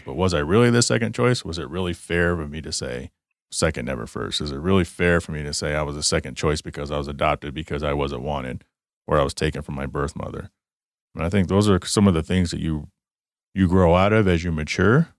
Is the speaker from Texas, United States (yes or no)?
yes; Garland, Texas, United States; I grew up in Garland, Texas.